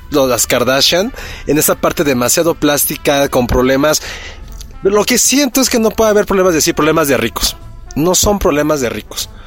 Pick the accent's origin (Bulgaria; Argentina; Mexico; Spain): Mexico; yo cuando viajo al extranjero me preguntan por qué soy mexicana si soy güera.